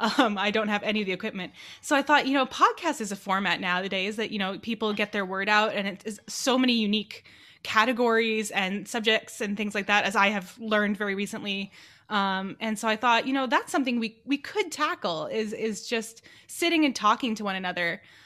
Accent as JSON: {"language": "English", "town": "Los Angeles", "region": "California", "country": "United States", "tie": "born or raised there", "said": "I was born and raised in Los Angeles, California, and spent most of my time in a little kind of suburb in Los Angeles called Chatsworth."}